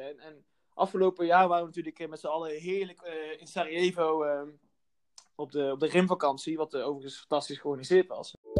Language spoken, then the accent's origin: Dutch; North Brabant, Netherlands; moved away as an adult; also born or lived in Amsterdam; kom ik uit het Brabantse landschap